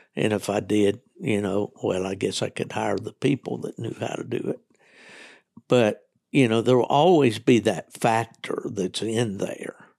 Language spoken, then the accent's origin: English; West Virginia, United States; back when I was a young man hunting in the hunts back in West Virginia